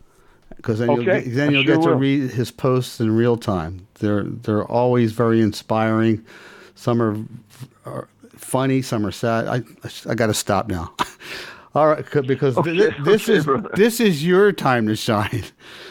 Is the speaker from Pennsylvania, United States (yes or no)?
yes; Philadelphia, Pennsylvania, United States; moved away as an adult; also born or lived in Los Angeles; I lived in L.A. for 28 years. I was born and raised in Philly, and I've been back here now for the last 15 years or so.